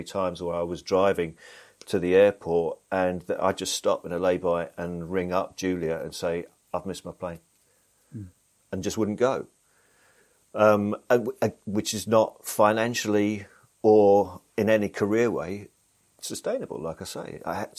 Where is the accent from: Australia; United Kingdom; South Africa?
United Kingdom; Blackburn, North West England; born there; because I'm actually from the North. I don't have the accent. I was born in Blackburn, which is not far from Manchester.